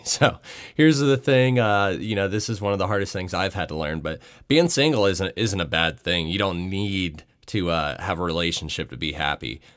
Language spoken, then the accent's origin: English; Atlanta, Georgia, United States; my hometown, Atlanta, Georgia